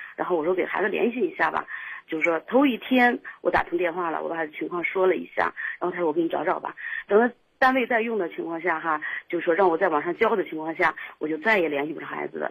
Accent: Shijiazhuang, Hebei, China; 我是石家庄的

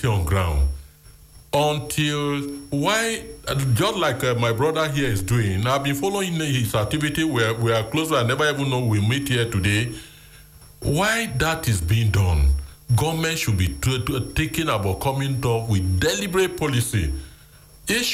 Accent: Lagos, Nigeria; I was born in Dodan Barrack. And I live in the barrack

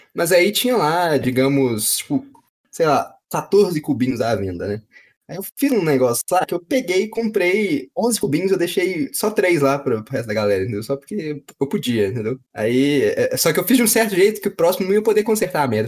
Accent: Minas Gerais, Brazil; tem trem porque a gente é mineiro

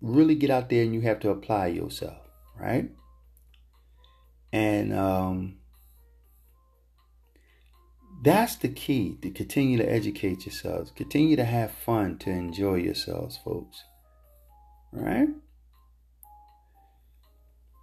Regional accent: United States; we facing here as black American, black men and women in this country

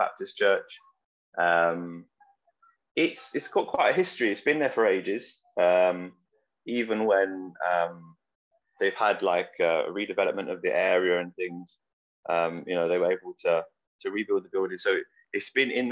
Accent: London, United Kingdom; moved away as an adult; now in Oldham, United Kingdom; I grew up in East London. That's where I spent childhood and like teen years.

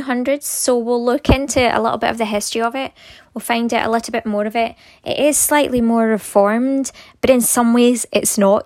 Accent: Scotland, United Kingdom; we are Scottish

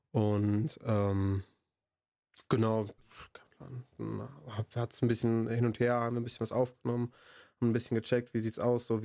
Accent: Bonn, North Rhine-Westphalia, Germany; Also ich identifiziere mich schon als Bonner, aber nicht nur als Bonner.

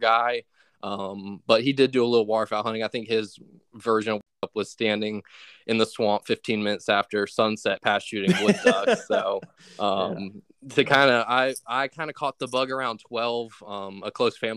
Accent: Richmond, Virginia, United States; I'm from Richmond, Virginia

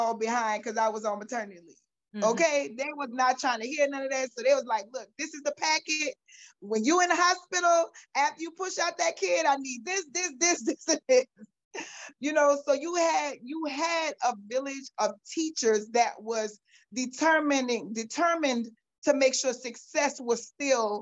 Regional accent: New Orleans, Louisiana, United States; I was born and raised in New Orleans, Louisiana. I'm mostly a West Bank girl, was born and raised in Algiers

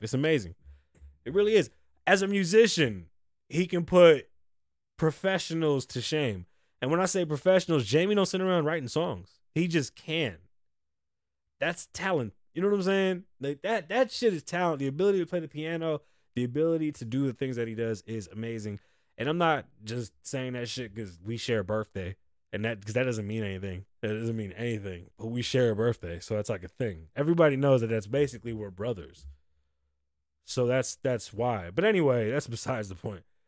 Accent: United States; We're American.

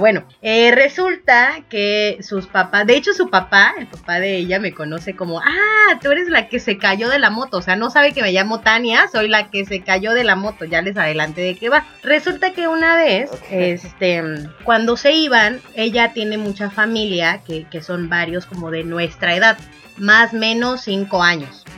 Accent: Puerto Escondido, Oaxaca, Mexico; also born or lived in Puebla; ya estoy ahora en Puerto Escondido, Oaxaca, mi tierra natal

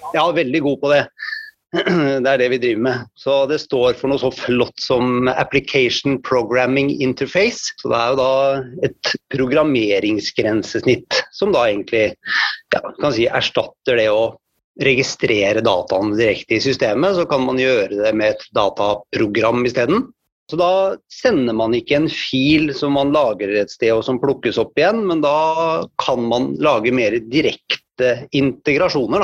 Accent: Hvaler, Østfold, Norway; now in Fredrikstad, Norway; Så jeg kommer fra Hvaler og bor i Fredrikstad.

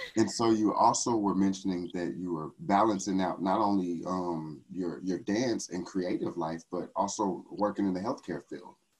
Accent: Texas, United States; I'm from Texas

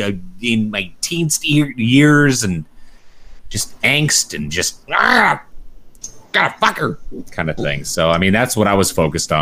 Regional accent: Canada; I am actually Canadian

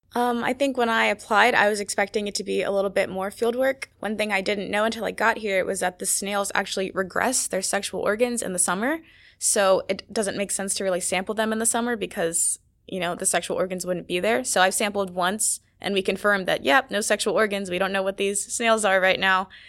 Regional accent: Maryland, United States; I'm from Maryland

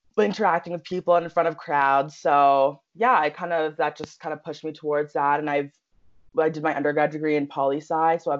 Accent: Peterborough, Ontario, Canada; moved away as an adult; also born or lived in North Carolina; now in Halifax, Canada; when I was about 4 years old, we moved to Peterborough, Ontario. We've kind of just settled there ever since

